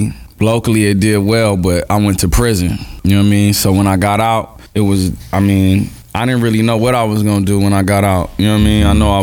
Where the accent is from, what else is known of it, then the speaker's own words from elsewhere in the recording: Los Angeles, California, United States; I'm from South Central, Los Angeles.